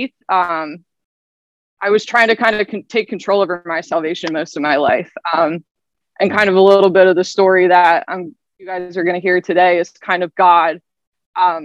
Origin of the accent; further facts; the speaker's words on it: Lancaster, Pennsylvania, United States; also born or lived in Nashville; So I'm from Lancaster, Pennsylvania area. I've grown up there pretty much my whole life